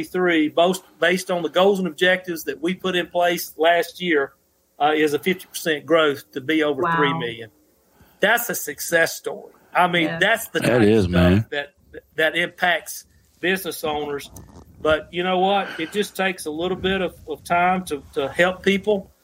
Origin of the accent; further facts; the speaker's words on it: Mississippi, United States; my home state's Mississippi